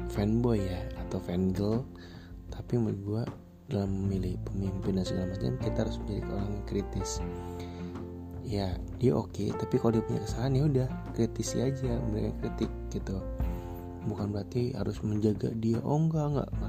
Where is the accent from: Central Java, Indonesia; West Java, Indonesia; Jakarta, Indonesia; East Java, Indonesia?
West Java, Indonesia; meskipun ya udah gue bukan orang sana gue orang Jawa Barat